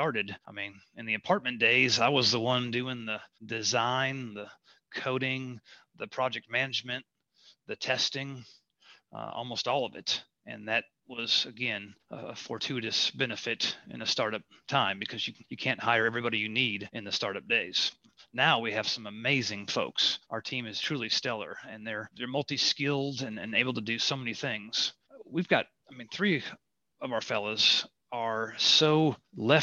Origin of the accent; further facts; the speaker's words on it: Midwest, United States; As a Midwesterner